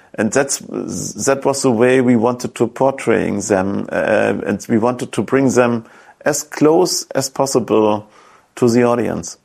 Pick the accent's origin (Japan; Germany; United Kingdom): Germany; East Germany; English is a second language; when I grew up in East Germany, these resistance fighters were always superheroes